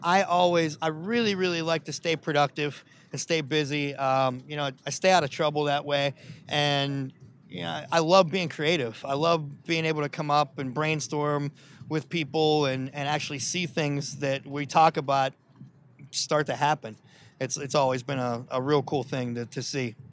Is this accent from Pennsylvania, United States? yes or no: yes; Pittsburgh, Pennsylvania, United States; My goal is not to leave Pittsburgh because, uh, you know, it's, it's my, it's my hometown